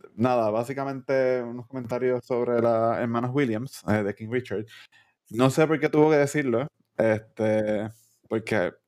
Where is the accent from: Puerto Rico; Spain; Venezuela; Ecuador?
Puerto Rico; nosotros como boricuas